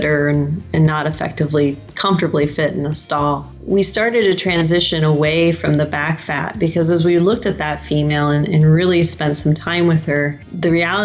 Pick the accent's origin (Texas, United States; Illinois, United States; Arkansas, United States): Illinois, United States; Central; I grew up in Central Illinois, and my family is still there today